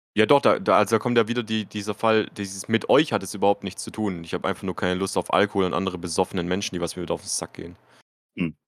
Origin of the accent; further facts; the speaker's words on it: Baden-Württemberg, Germany; bei uns in Baden-Württemberg